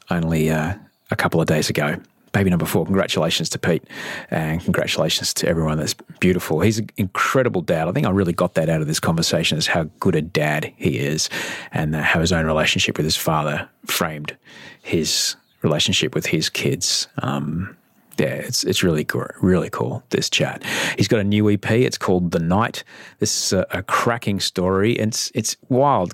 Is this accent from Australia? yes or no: yes; Brisbane, Queensland, Australia; moved away; Brisbane, which is a place that we both came from